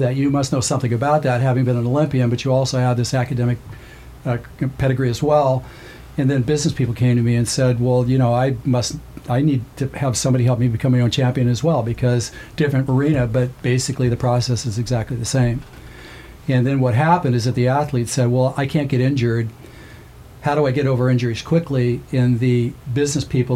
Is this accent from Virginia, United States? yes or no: no; Southern California, United States; I'm from Southern California